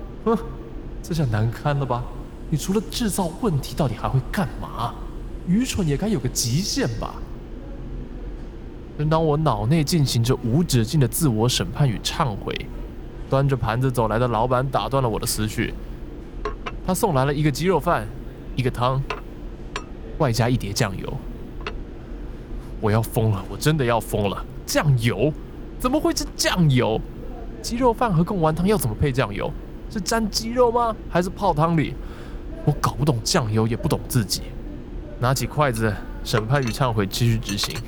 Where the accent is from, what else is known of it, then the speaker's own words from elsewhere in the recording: Taipei, Taiwan; 但对我这个土生土长的台北小孩来说，要用如此浪漫的方式来挥霍时间